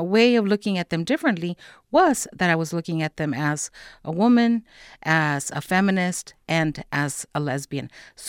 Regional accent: Los Angeles, California, United States; also born or lived in Mexico; I was born in Mexico, right, and raised in Los Angeles since I was 4 years old. So I grew up on both sides of the border

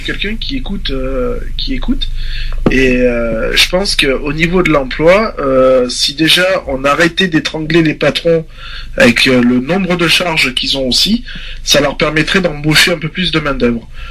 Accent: France; en tant que français et père de famille

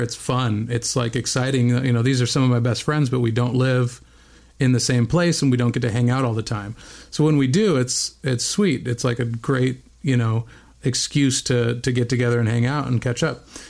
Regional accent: Bend, Oregon, United States; moved away; also born or lived in Whittier, California; I was born in Southern California, in Whittier, California, but only lived there for okay. about a year before we moved to Bend, Oregon.

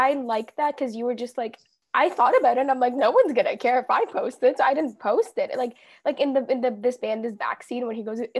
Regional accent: Canada; I am Canadian.

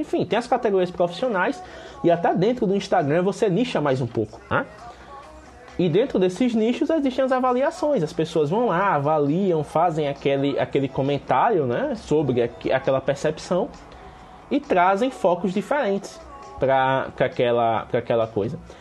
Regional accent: Penedo, Alagoas, Brazil

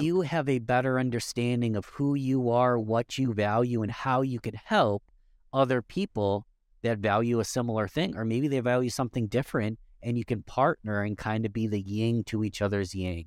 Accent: Rochester, New York, United States; Rochester, New York, that's my hometown

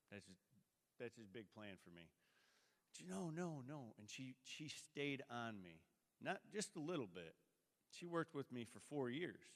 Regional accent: Sturgis, United States; Uh, I come from Sturgis.

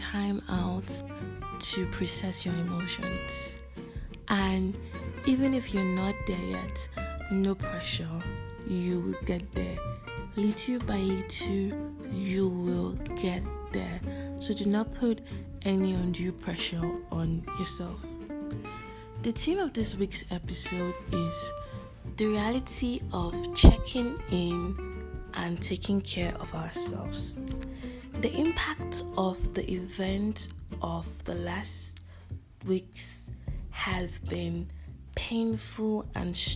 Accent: Nigeria; also born or lived in Lagos, Nigeria; I am a Nigerian living and currently recording in Lagos, Nigeria

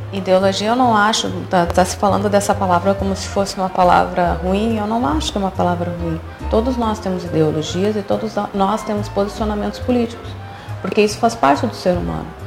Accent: Porto Alegre, Rio Grande do Sul, Brazil; moved away as an adult; also born or lived in Curitiba; now in Dom Pedrito, Brazil; Eu sou de Porto Alegre

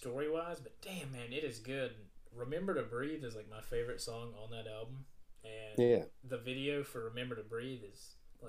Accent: Southwest Virginia, United States; growing up in Southwest Virginia

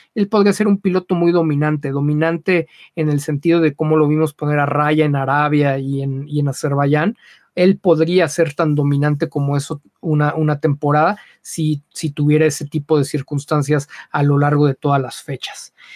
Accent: Mexico; Aquí somos muy condescendientes

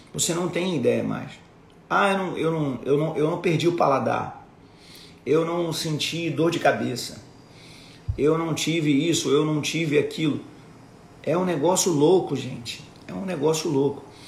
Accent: Rio de Janeiro, Brazil; also born or lived in Duque de Caxias; em Caxias, onde eu, onde eu nasci, em Vila da Penha, onde eu fui, onde eu cresci.

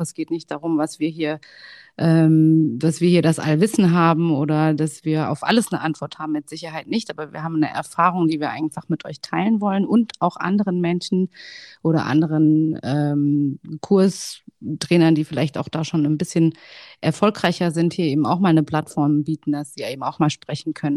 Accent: Hesse, Germany; ich bin 36 Jahre alt, komme aus dem schönen Hessen. Vielleicht hört man es, vielleicht auch nicht

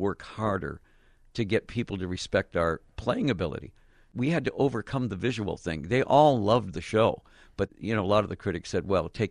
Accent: Detroit, Michigan, United States; moved away; also born or lived in Phoenix; I was born in Detroit

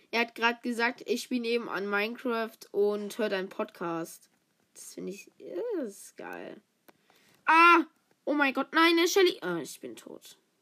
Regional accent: the South, Southern Germany, Germany; ich bin eigentlich aus dem Süden. Ich bin aus dem Süden, Süden.

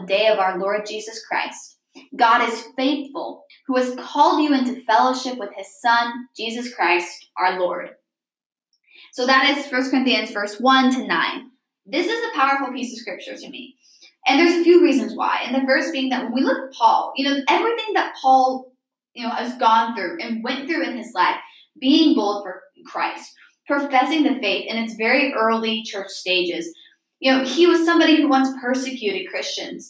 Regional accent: Midwest, United States; I'm from the Midwest

